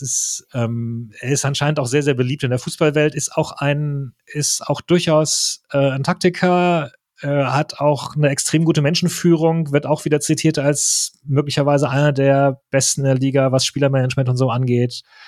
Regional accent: Germany; accent: German; also born or lived in Paris, France; bin in Deutschland geboren, aufgewachsen.

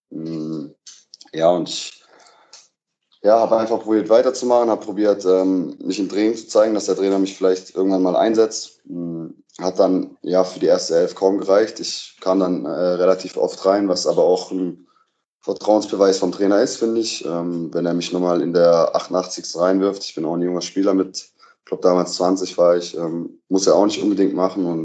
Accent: Baden-Württemberg, Germany; now in Berlin, Germany; habe meine Reha in meiner Heimat gemacht, also in Nähe von Stuttgart

